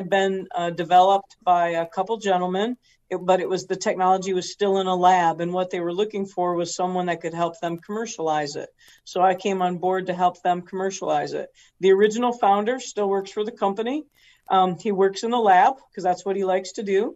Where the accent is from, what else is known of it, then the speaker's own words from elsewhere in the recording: Eaton Rapids, Michigan, United States; moved away as an adult; now in Florida, United States; I was born in Central Michigan, grew up on a farm there